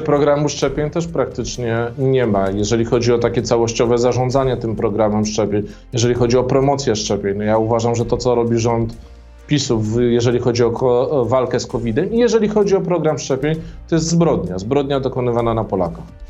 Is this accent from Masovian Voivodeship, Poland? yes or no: yes; Warsaw, Masovian Voivodeship, Poland; ja pochodzę z Warszawy, z Mazowsza